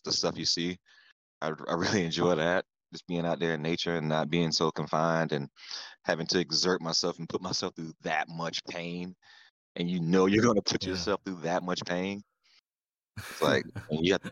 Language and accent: English; Florida, United States; accent: Southern; now in California, United States; I'm from Florida